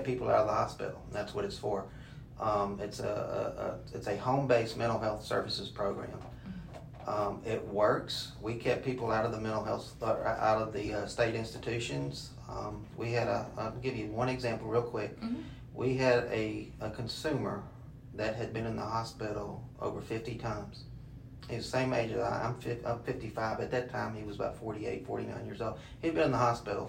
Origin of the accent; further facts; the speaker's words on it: Louisiana, United States; now in Jackson, United States; I'm not a native born. I'm from Louisiana originally